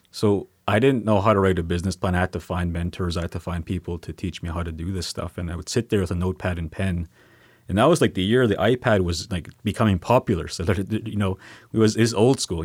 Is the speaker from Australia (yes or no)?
no; Sweetgrass First Nation, Saskatchewan, Canada; now in Saskatoon, Canada; I'm from Sweetgrass First Nation. I, um, currently live in Saskatoon